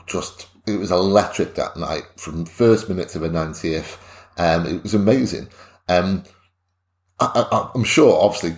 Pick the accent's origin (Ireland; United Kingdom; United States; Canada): United Kingdom; as British people